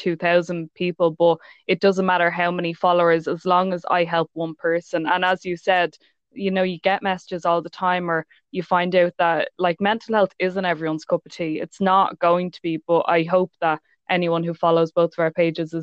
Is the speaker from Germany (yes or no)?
no; Ireland; I'm from Ireland